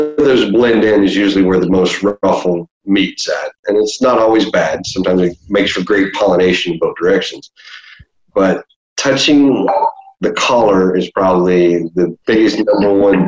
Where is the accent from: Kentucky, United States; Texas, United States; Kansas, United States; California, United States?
Texas, United States; Deep South; born and raised in Deep South Texas